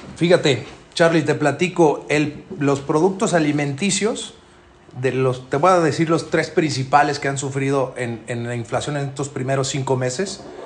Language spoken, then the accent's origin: Spanish; Mexico; nosotros como mexicanos